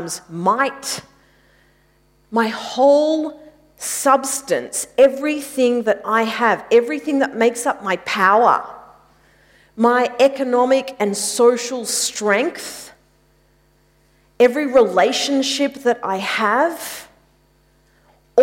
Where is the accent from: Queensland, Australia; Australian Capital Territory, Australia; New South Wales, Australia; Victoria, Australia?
Victoria, Australia; Mitcham; I grew up in Mitcham